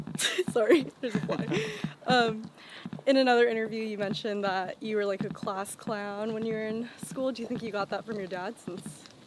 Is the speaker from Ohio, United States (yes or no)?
no; Los Angeles, California, United States; I'm from the Valley.